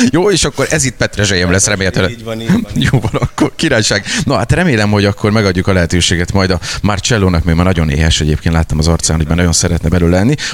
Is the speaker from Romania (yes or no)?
no; Italy; Hungarian is a second language; Már azért mondom, hogy olasz vagyok